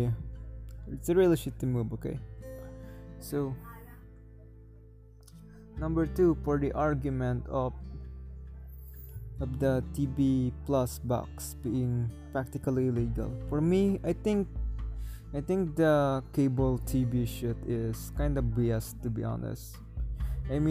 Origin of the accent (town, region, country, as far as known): Philippines